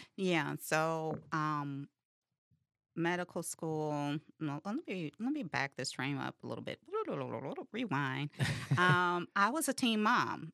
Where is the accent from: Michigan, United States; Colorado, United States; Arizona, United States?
Michigan, United States; Detroit; I'm from Detroit, West Side